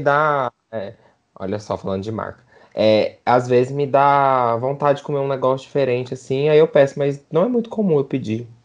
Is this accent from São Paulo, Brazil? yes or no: no; Goiânia, Goiás, Brazil; A gente é de Goiânia